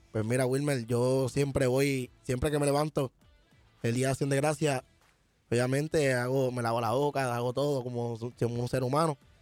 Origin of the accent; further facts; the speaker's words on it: Puerto Rico; como buen puertorriqueño